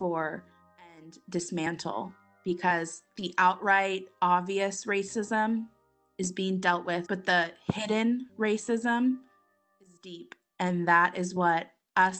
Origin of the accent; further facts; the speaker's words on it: Seattle, Washington, United States; we are from Seattle